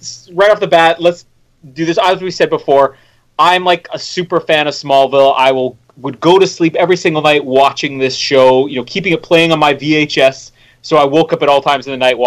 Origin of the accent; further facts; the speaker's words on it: Winnipeg, Manitoba, Canada; my hometown here in Winnipeg